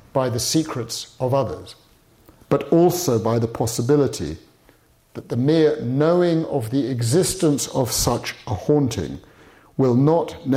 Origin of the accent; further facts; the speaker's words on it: United Kingdom; as a Brit